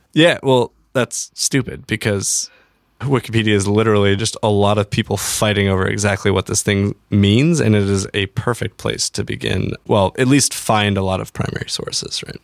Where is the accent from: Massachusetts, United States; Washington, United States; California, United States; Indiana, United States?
Washington, United States; Everett; A little town north of Seattle called Everett.